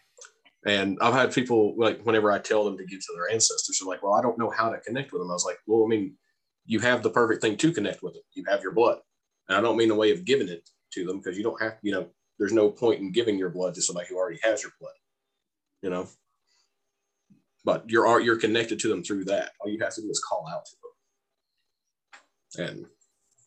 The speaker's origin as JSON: {"language": "English", "country": "United States", "accent": "redneck"}